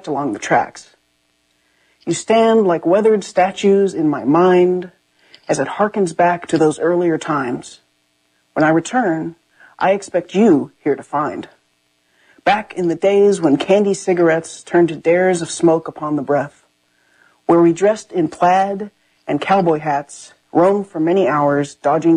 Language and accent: English; Enid, Oklahoma, United States; also born or lived in Germany / Texas / Louisiana / Vallejo, California; from my house, where I grew up in Oklahoma